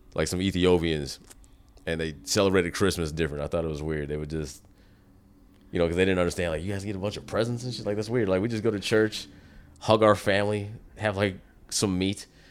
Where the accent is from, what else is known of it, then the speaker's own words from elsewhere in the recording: United States; as an American